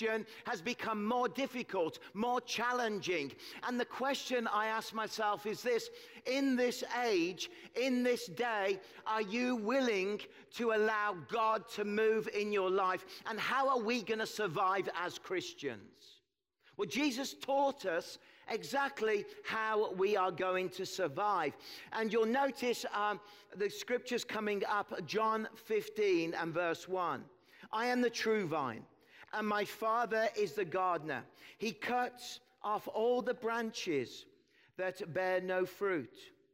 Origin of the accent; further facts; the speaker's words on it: Birmingham, West Midlands, United Kingdom; moved away as an adult; now in Kelowna, Canada; We moved from England. We come from the Midlands, from Birmingham. If you watch that terrible show, Peaky Blinders, that's where I'm from